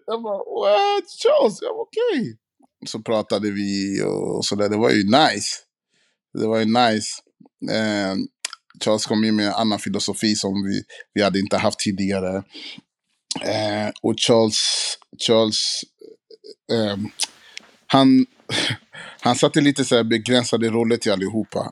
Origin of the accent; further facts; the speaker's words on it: Sweden; vi svenskar